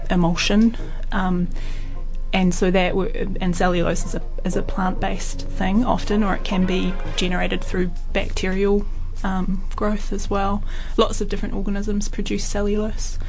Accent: South Island, New Zealand; when I was a teenager. You know, growing up in the South Island

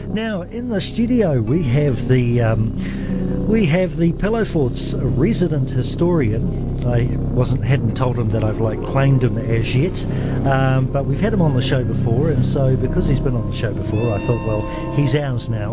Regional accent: Auckland, New Zealand; now in Dunedin, New Zealand; I'm from South Auckland. Um, so I know what it's like to come from a community

